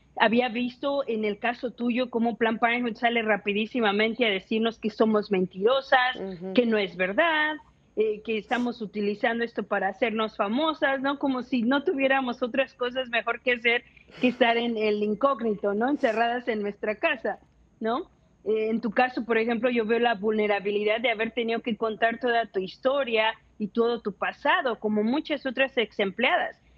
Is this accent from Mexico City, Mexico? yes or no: yes; Mexico City, Mexico; yo nací, crecí en la Ciudad de México